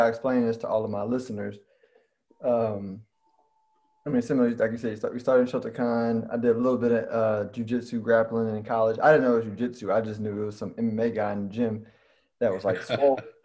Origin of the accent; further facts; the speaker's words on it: Houston, Texas, United States; we're both from Houston, you know what I'm saying? Southwest side.